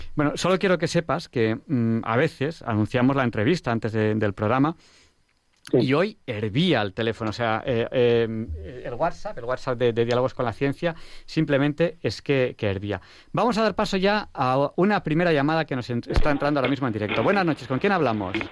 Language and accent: Spanish; Barcelona, Catalonia, Spain; en Barcelona, en mi tierra